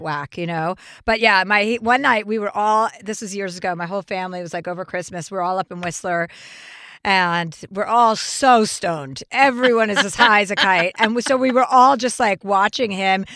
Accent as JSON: {"language": "English", "region": "New Jersey", "country": "United States", "moved": "yes", "lives_now": "Los Angeles, United States", "said": "I'm from New Jersey."}